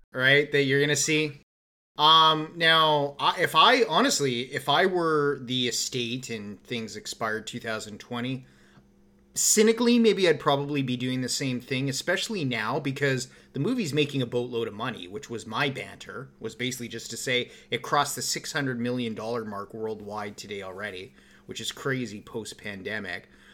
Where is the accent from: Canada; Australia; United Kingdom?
Canada; we're Canadian